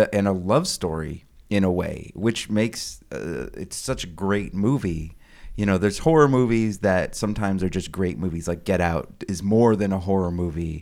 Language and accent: English; Sonoma County, California, United States; I live in the area where it's filmed.